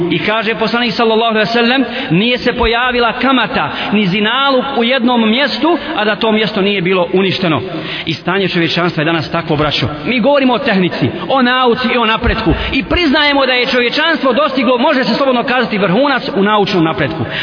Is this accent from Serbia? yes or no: no; Bosnia & Herzegovina